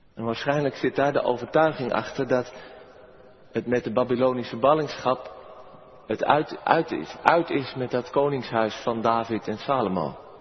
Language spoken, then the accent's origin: Dutch; Merwede river area, South Holland, Netherlands; langs de rivier de Merwede, over mijn geboortegrond